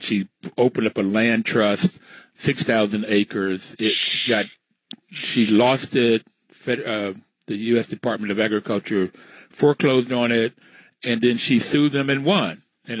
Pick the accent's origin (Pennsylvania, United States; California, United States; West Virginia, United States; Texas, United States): West Virginia, United States; accent: Southern drawl; also born or lived in New York; I was born in New York. My mother and father met in New York in World War II, but my father was from West Virginia. So at 6 months old or so, I was back in West Virginia. I grew up in West Virginia.